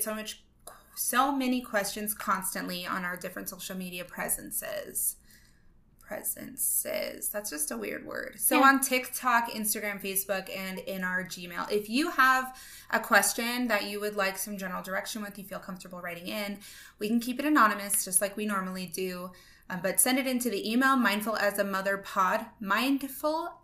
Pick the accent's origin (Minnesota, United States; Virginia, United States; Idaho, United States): Idaho, United States; I'm just from Idaho